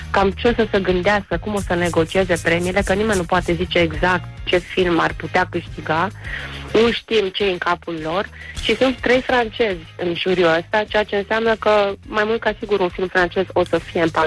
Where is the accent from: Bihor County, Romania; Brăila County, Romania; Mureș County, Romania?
Brăila County, Romania; Brăila; sunt din Brăila ca să dau spumant de dimineață, îmi pare rău.